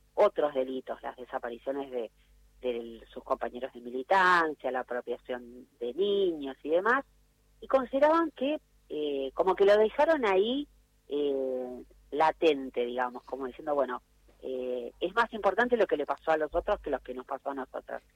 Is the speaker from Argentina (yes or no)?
yes; Argentina; en el país del ni una menos, de las luchas feministas, de leyes tan de avanzada que tenemos